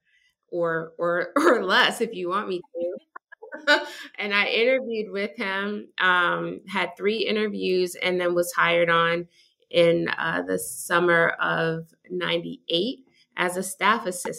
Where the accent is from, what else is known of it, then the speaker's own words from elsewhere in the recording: Washington, District of Columbia, United States; moved away as an adult; also born or lived in Boston, Massachusetts / Georgia; I was born in Boston, Massachusetts, and raised in Washington, D.C., and came to Georgia for school.